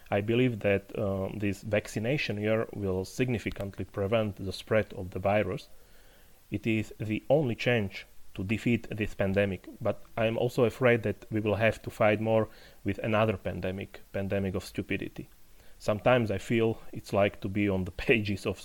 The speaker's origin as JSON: {"language": "English", "town": "Poprad", "region": "Prešov Region", "country": "Slovakia", "tie": "born or raised there", "said": "staying in Slovakia, now in my hometown of Poprad, below the High Tatras, with my family and my puppy."}